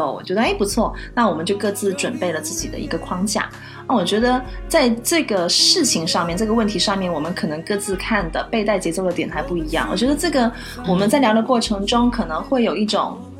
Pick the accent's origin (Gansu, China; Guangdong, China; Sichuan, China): Guangdong, China; 我们广东人的那种广式腊肠，